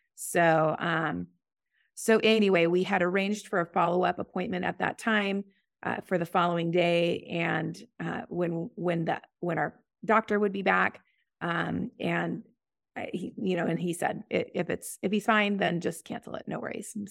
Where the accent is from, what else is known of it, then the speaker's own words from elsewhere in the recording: Boise, Idaho, United States; I was blessed to grow up in a Christian home here in, um, uh, in Boise